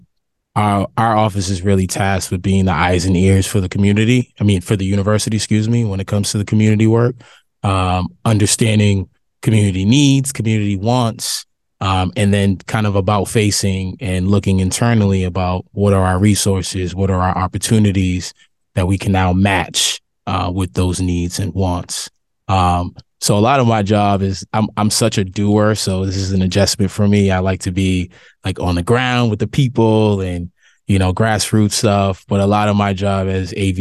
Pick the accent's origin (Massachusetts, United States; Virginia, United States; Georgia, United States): Massachusetts, United States; Boston; I'm from Boston, from Roxbury